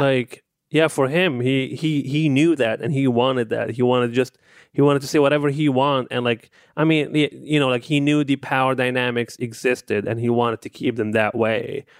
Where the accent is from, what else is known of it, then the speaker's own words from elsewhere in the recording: Libya; now in United States; growing up in, in, in Libya